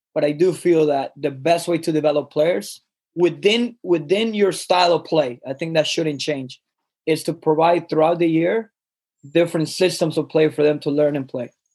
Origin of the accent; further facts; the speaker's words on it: Colombia; I grew up in Colombia